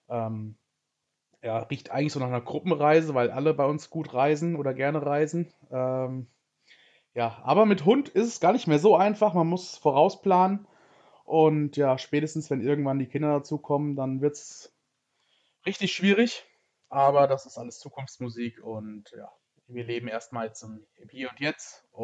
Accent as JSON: {"language": "German", "region": "Hesse", "country": "Germany", "said": "Ich komme aus Hessen, aus dem schönen Osthessen ähm, bin dieses Jahr 30 Jahre alt geworden."}